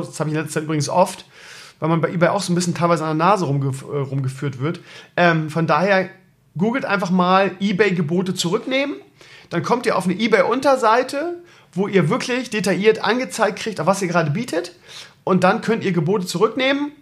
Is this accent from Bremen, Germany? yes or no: yes; Bremen, Germany; so als Bremer ist man Werder-Fan und wählt SPD